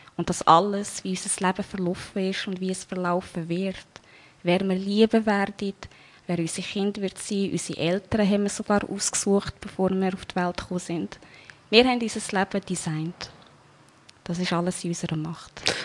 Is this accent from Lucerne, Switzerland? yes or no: yes; Wolhusen, Lucerne, Switzerland; geboren in der Schweiz, in Walhausen.